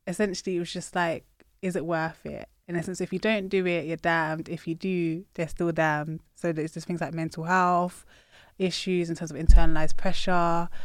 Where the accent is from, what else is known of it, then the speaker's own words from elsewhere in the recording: United Kingdom; I'm proud of my Britishness